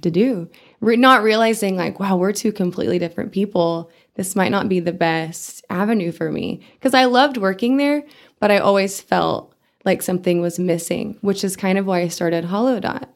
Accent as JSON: {"language": "English", "town": "Amarillo", "region": "Texas", "country": "United States", "tie": "born or raised there", "also_born_or_lived": "Canada / Europe / South Dakota", "said": "I grew up in Amarillo"}